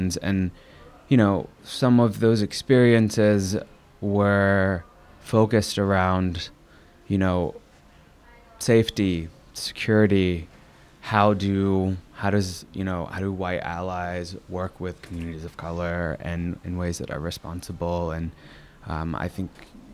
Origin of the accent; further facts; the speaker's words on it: Southern Virginia, United States; moved away; also born or lived in North Carolina / Portsmouth, Virginia / New York; I hail from Southern Virginia, spent my childhood between North Carolina and a place called Portsmouth in Virginia